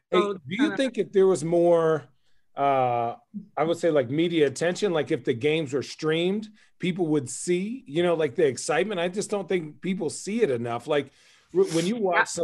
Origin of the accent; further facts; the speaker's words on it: Arizona, United States; I'm from Arizona.